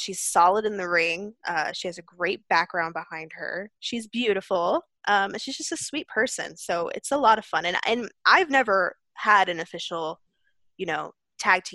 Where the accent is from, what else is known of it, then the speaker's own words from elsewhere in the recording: Pennsylvania, United States; also born or lived in Brooklyn, New York; I was born in Brooklyn, New York, but the majority of my life I spent growing up in Pennsylvania